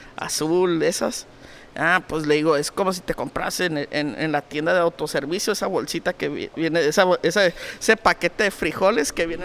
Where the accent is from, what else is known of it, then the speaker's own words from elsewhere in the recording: Mexico; Todos somos mexicanos